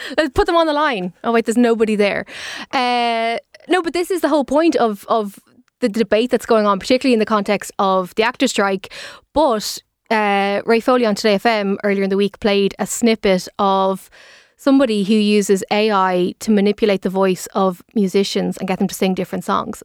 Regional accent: Dublin, Leinster, Ireland; I'm from Dublin

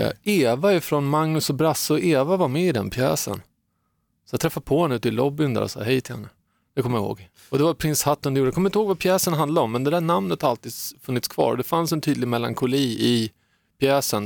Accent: Saltsjöbaden, Stockholm County, Sweden; jag är också uppvuxen i man ska inte kalla det för gettot kanske, det var ett rätt bra getto, men eh, Fisksätra, Saltsjöbaden, där är min bakgrund

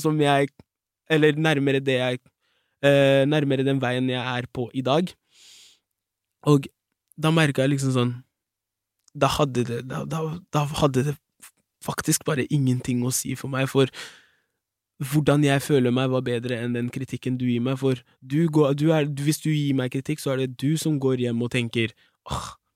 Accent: Fredrikstad, Østfold, Norway; der jeg kommer fra, Fredrikstad.

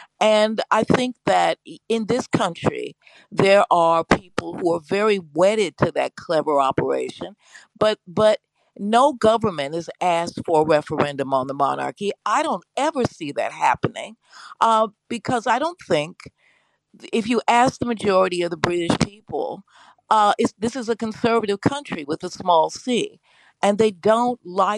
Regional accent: United States; born and raised in America

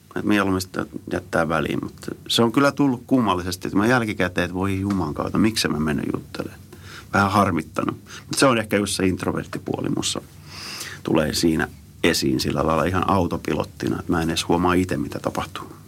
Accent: Tampere, Pirkanmaa, Finland; moved away as an adult; also born or lived in Sweden / New York, United States; mä oon Suomesta

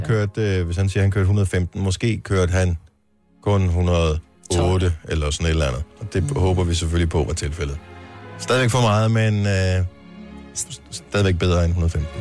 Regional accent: Esbjerg, Southern Denmark, Denmark; I Esbjerg, oh, min fødeby

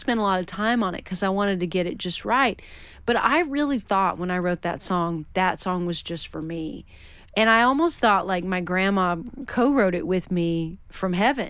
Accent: Western Washington, United States; moved away; also born or lived in Nashville; I mean, I grew up in Washington State

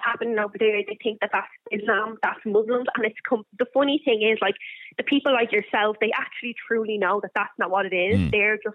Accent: Ireland; I wear the headscarf, born and bred in Ireland. Mom's from Coolock and dad's over in Lebanon

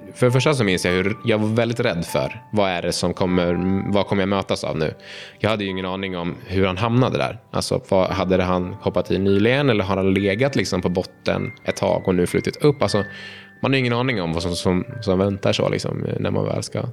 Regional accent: Uppsala, Uppsala County, Sweden; jag är uppväxt eh, i centrala Uppsala

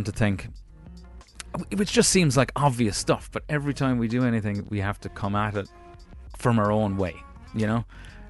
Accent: United States; born there; Maybe I am one, actually, because I was born in America.

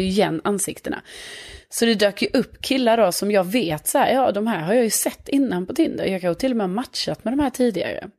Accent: Lund, Skåne, Sweden; accent: Scanian; moved away as an adult; now in Stockholm, Sweden; jag är från Lund men bor i Stockholm

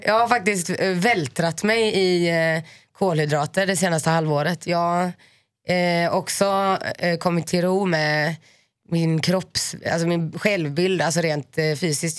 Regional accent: Finland; jag är finne

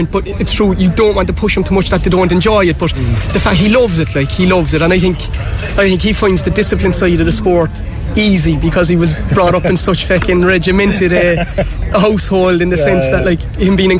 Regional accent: Cork, Munster, Ireland; coming from Cork

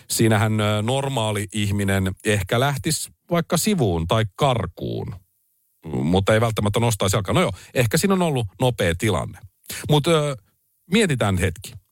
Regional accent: Helsinki, Uusimaa, Finland; Mä oon myös Pasilasta kuten Paavokin ja mä tiedän sen pasilalaisen herkän jalalla auton pysäyttämisen.

